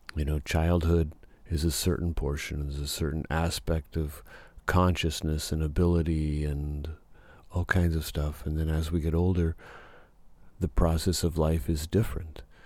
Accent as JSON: {"language": "English", "region": "Nebraska", "country": "United States", "tie": "born or raised there", "moved": "yes", "lives_now": "Southern California, United States", "said": "where I grew up in Nebraska"}